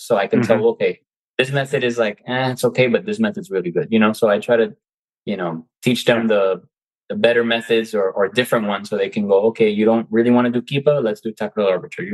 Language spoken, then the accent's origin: English; United States; I was born in the United States, but my family's Cuban. I was raised, my mom taught me both languages.